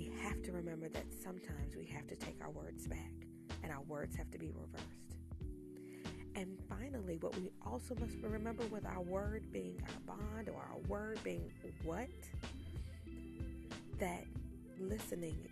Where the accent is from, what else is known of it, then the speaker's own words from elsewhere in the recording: North Carolina, United States; I'm clearly from North Carolina.